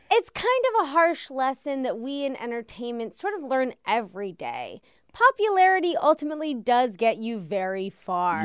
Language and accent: English; Washington, District of Columbia, United States; also born or lived in Connecticut; I'm from Washington, D C